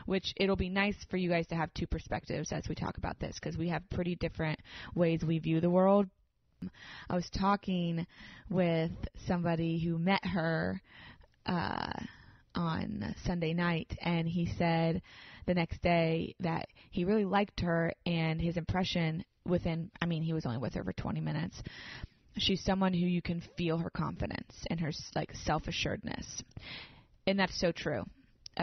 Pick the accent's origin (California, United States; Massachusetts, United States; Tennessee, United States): Tennessee, United States; Nashville; I'm from Nashville. I'm a therapist here.